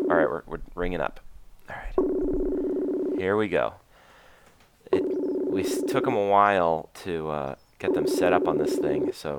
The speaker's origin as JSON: {"language": "English", "country": "Canada", "moved": "yes", "lives_now": "Los Angeles, United States", "said": "you guys are keeping me as Canadian as you can while I'm down here in Los Angeles next to the La Brea Tar Pits."}